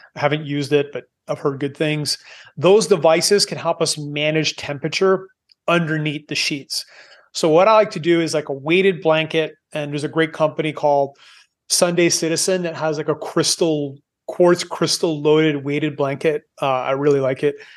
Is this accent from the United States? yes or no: no; Canada; moved away as an adult; I am Canadian, I, I've moved away nineteen years ago 'cause I don't like cold.